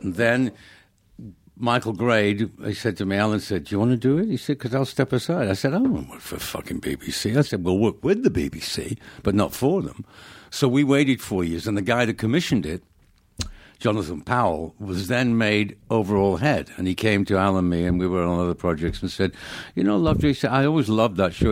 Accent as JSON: {"language": "English", "town": "Manchester", "region": "North West England", "country": "United Kingdom", "tie": "born or raised there", "moved": "yes", "said": "I grew up in, uh, Manchester"}